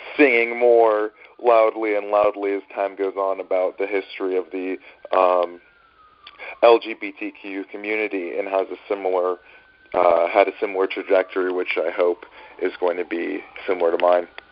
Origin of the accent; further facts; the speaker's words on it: Northern California, United States; now in New York City, United States; I grew up in Northern California